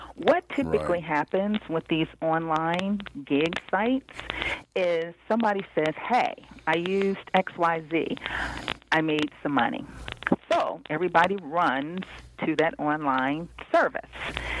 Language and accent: English; Cincinnati, Ohio, United States; I grew up in Cincinnati, Ohio. But I've been in the D.C. area for blah, blah, blah, many years.